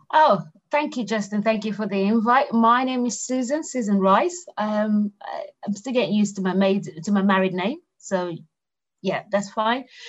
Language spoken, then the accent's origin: English; Lagos, Nigeria; moved away as an adult; now in United Kingdom; I grew up in Lagos, Nigeria. So, you know, um, and I only moved to the UK 20 years ago